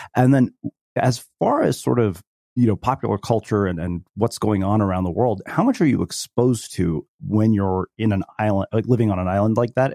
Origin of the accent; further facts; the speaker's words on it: United States; having been born and brought up in the United States